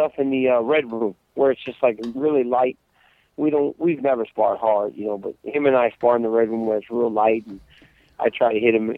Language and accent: English; United States; we're American